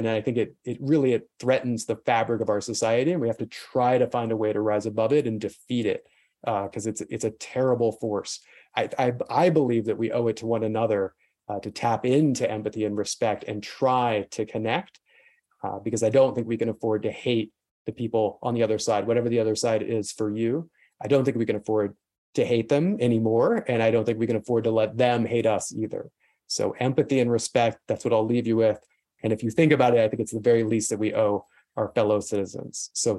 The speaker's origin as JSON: {"language": "English", "region": "South Carolina", "country": "United States", "tie": "born or raised there", "also_born_or_lived": "Kansas", "said": "I grew up in South Carolina and Kansas in the 80s and the 90s."}